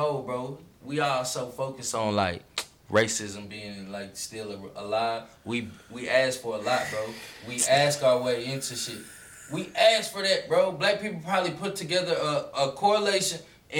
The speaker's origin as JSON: {"language": "English", "region": "Rhode Island", "country": "United States", "tie": "born there", "said": "My parents are African. I'm American. You know, I was born out here."}